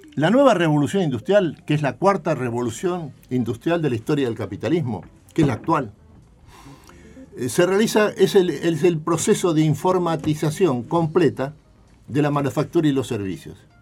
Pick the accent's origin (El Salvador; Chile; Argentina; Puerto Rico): Argentina; nosotros somos la Argentina